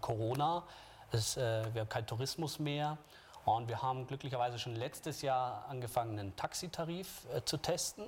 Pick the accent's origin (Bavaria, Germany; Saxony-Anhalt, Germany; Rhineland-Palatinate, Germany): Bavaria, Germany; Munich; als Münchner